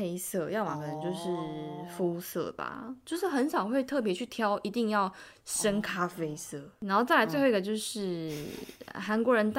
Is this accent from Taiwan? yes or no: yes; Taiwan; moved away as an adult; now in South Korea; 我就身为一个台湾人